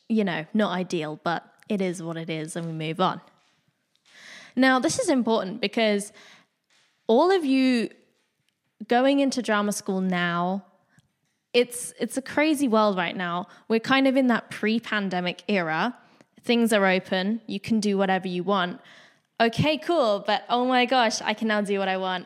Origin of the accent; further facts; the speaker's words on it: Bournemouth, South West England, United Kingdom; moved away as an adult; also born or lived in London; I grew up around Bournemouth, which is a small town in the U K